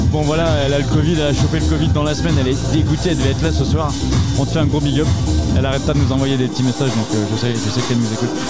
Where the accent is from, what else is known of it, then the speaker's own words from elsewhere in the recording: Dinan, Brittany, France; étant donné que je viens de la région de Dinan, c'est un peu sur la route pour rentrer chez moi